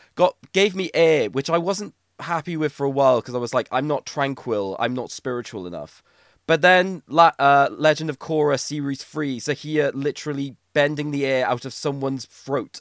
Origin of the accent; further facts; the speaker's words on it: Wales, United Kingdom; we're Welsh